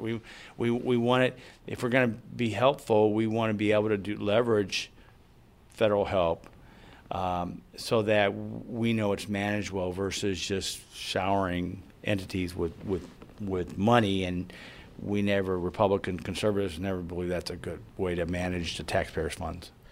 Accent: Collinsville, Illinois, United States; my hometown of Collinsville, it's, we have a city system.

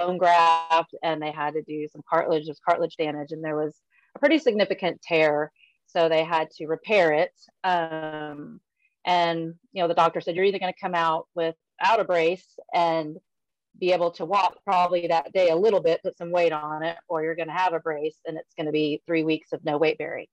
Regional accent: San Antonio, Texas, United States; moved away as an adult; now in Allen, Texas, United States; I'm from San Antonio. That's where my heart is. That's my hometown

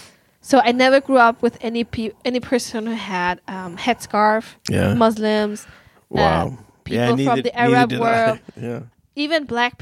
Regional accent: Germany; English is a second language; now in Uppsala, Sweden; I just arrived in my hometown

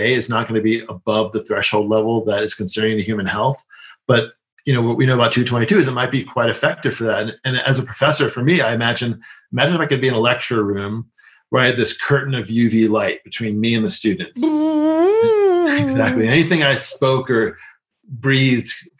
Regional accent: New York City, New York, United States; I grew up in New York City

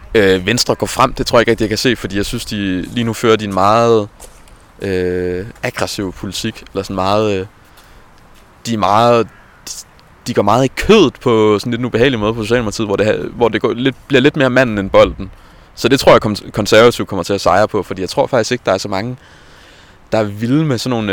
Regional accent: Jonstrup, Capital Region of Denmark, Denmark; jeg kommer fra Jonstrup, som er en lidt mindre by uden for Værløs

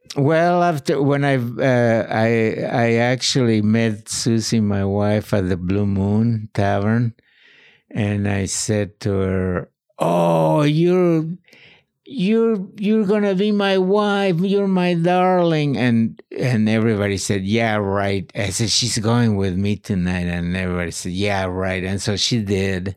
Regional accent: Morelia, Michoacán, Mexico; moved away; also born or lived in Maryland; born in Morelia, uh, illegally.

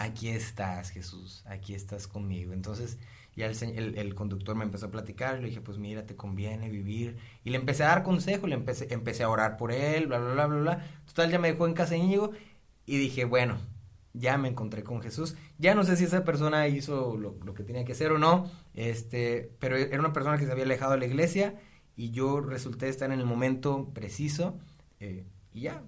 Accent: Río Bravo, Tamaulipas, Mexico; soy originario de Río Bravo, Tamaulipas

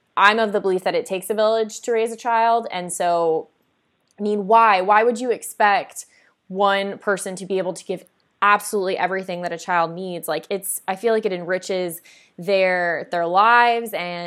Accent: South Florida, United States; I grew up, I grew up in South Florida

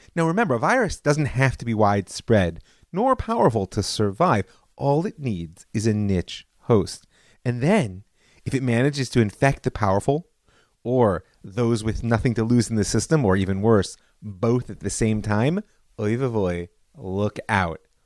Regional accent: United States; as a child of the seventies, I grew up in Reagan's America

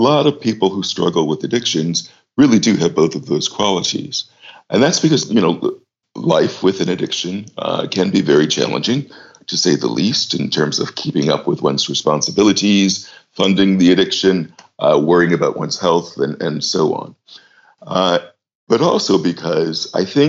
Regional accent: United States; moved away as an adult; also born or lived in New York; now in London, United Kingdom; I'm American by birth and worked in New York for a number of years, about 13 or so, before moving to London.

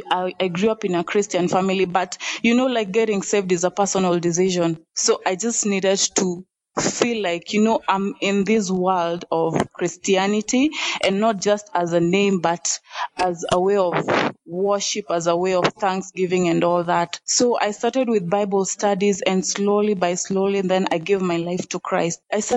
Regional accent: Nairobi, Kenya; also born or lived in Western Kenya; I grew up in Nairobi, actually. So it's only education that took me to Western. When I was done with campus, I decided to come back to Nairobi.

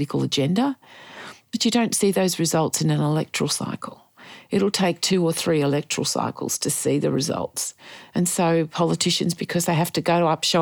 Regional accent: Geelong, Victoria, Australia; also born or lived in Ocean Grove; In Geelong, an Ocean Grove in Victoria. Beautiful. Loved my childhood.

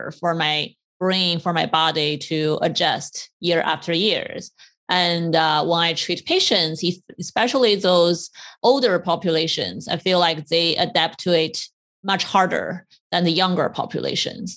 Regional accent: China; moved away as an adult; now in United States; I grew up in China.

